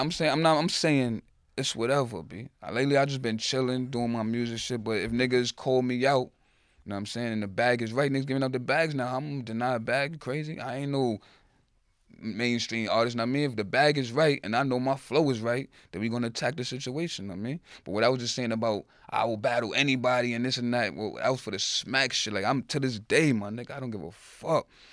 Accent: New York City, New York, United States; growing up in the Bronx, shit, real growing up in the Bronx.

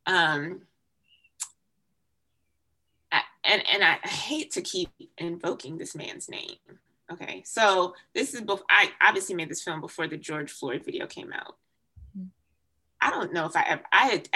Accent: Jamaica; now in United States; I was born in Jamaica, so I still have a significant sense of connection to my Jamaican culture

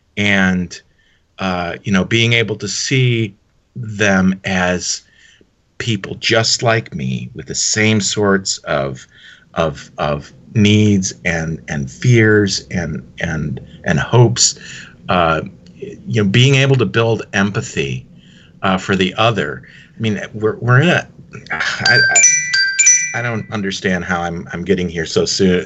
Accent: Dearborn, Michigan, United States; I grew up in uh, I mentioned Dearborn, Michigan, suburb of Detroit

